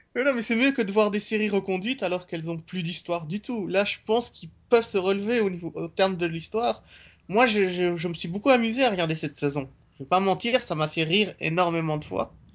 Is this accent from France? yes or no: no; Belgium; j'ai grandi en Belgique.